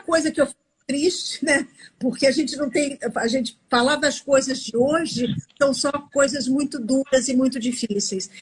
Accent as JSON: {"language": "Portuguese", "region": "São Paulo", "country": "Brazil", "moved": "yes", "lives_now": "Rio de Janeiro, Brazil", "said": "fora do Rio de Janeiro, que é onde eu moro hoje, que eu sou São Paulo, eu sou paulista"}